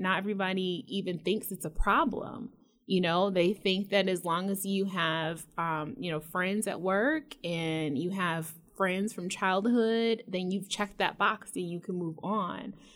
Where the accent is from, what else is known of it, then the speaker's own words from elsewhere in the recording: Metro Detroit, Michigan, United States; moved away as an adult; I moved away from Michigan and I lived out of state and like everyone else, when I was asked, you know, where I was from, I said Detroit